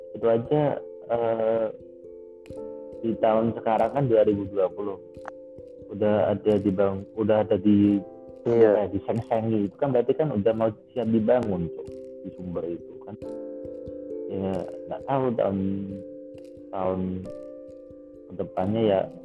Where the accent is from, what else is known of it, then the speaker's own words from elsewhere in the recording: Central Java, Indonesia; aku lahir di tanah Jawa, besar di tengah Jawa